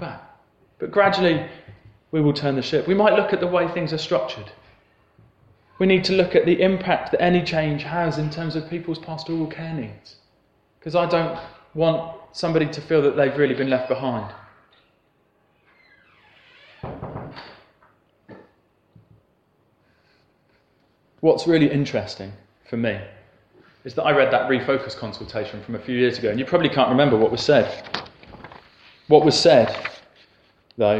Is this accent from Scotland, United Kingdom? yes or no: no; Plymouth, South West England, United Kingdom; I grew up in Plymouth, so I was by the coast and I saw a lot of ships